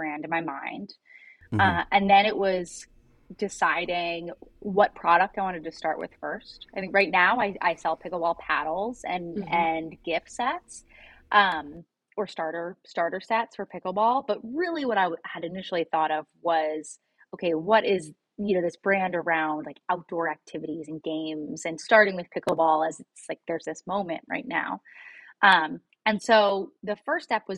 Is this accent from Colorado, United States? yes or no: no; Cincinnati, Ohio, United States; moved away as an adult; also born or lived in San Francisco Bay Area / Chicago / Brooklyn, New York; I'm from Cincinnati. I grew up here in fifth generation Cincinnatian